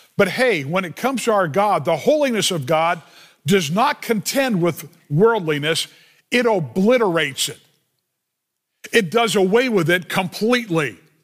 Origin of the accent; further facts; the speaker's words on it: Los Angeles, California, United States; I grew up in the San Fernando Valley